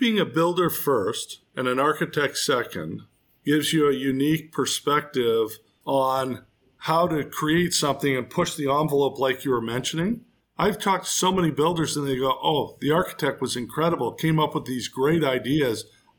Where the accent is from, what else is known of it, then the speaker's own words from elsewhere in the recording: East Coast, United States; I grew up on the East Coast.